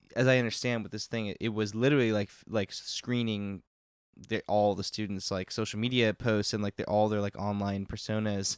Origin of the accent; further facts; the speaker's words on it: Texas, United States; moved away; I'm from Texas, not from Uvalde, which is a small town, but, um, like, we did school shooter drills and shit all through high school and, like, even in middle school